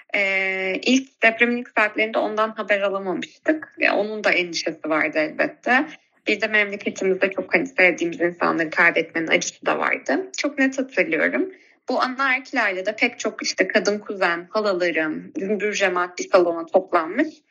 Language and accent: Turkish; Ankara, Turkey; moved away as an adult; now in Istanbul, Turkey; bin dokuz yüz doksan üç yılında Ankara'da dünyaya geldim. Ee, hali hazırda şu an İstanbul'da yaşıyor olsam da, e, doğduğum, büyüdüğüm, e, ve köklerimin olduğu Ankara'yı çok seviyorum.